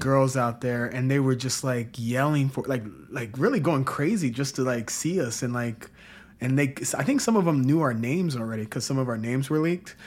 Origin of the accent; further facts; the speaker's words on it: Southern Illinois, United States; I'm from Southern Illinois, very small town. I'm about five hours south of Chicago, right on the border of Missouri and Kentucky.